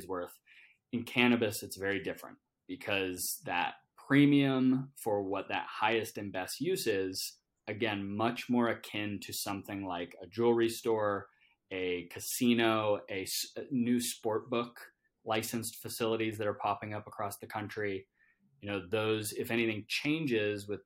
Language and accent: English; Canada; I'm Canadian